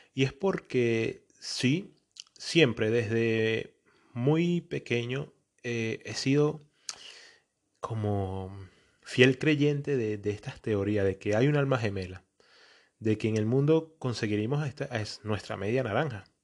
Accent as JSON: {"language": "Spanish", "country": "Venezuela", "also_born_or_lived": "Antioquia (feels paisa)", "moved": "yes", "lives_now": "Portugal", "said": "soy un venezolano que vive en Portugal y me creo paisa"}